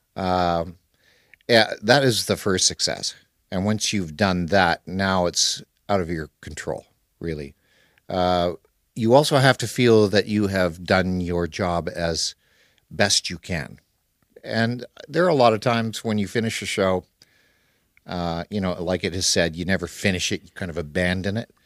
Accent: Canada; now in Kuala Lumpur, Malaysia; the area that I grew up in Canada.

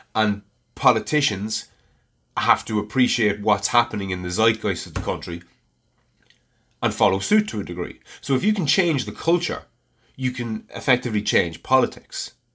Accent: Ireland; I'm Irish and I live in Ireland

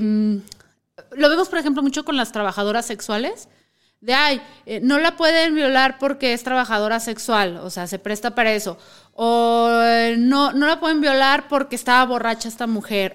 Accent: Mexico; no hay que chuparnos el dedo como mexicanos

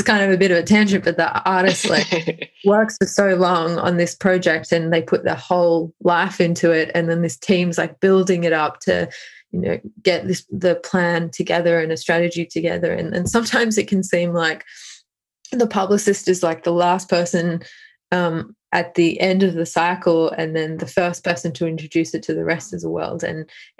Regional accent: Australia; as an Australian

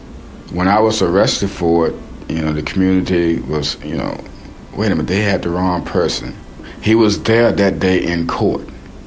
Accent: Hanover, Virginia, United States; I was born in Hanover, Virginia, 1982.

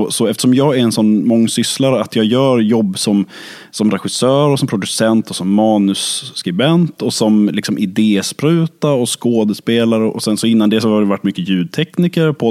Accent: Lund, Skåne, Sweden; så är jag född och uppvuxen i Lund. Det är där min konstiga dialekt grundade sig, kan man väl säga. Det är där det liksom melodiösa kom.

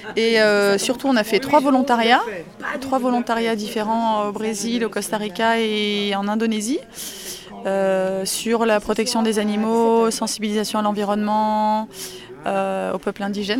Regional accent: France; je suis française et mon mari est belge

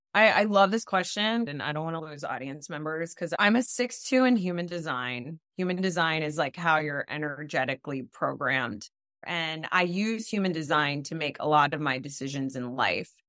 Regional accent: South Florida, United States; now in Los Angeles, United States; I grew up in South Florida to Latino parents. My parents are Dominican, I'm Dominican-American

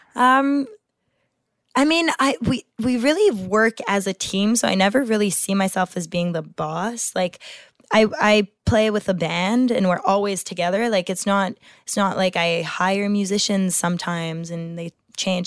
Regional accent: Quebec, Canada; I have a Francophone background and my parents are French, and, and I grew up in Quebec, so my whole education was in French.

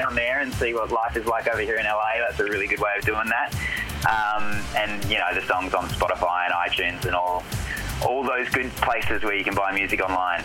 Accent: Adelaide, South Australia, Australia; also born or lived in Melbourne, Australia; now in United States; I grew up in Adelaide

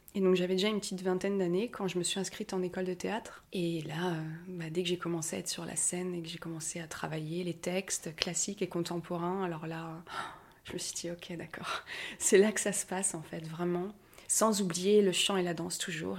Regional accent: Paris, Île-de-France, France; je me sens très parisienne parce qu'en plus, je suis née à Paris, tout ça, j'ai des réflexes de parisienne

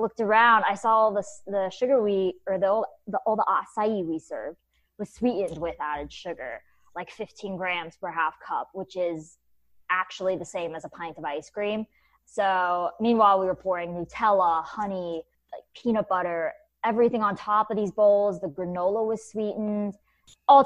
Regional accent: Kennesaw, Georgia, United States; moved away as an adult; also born or lived in New York City; I grew up in Kennesaw, Georgia

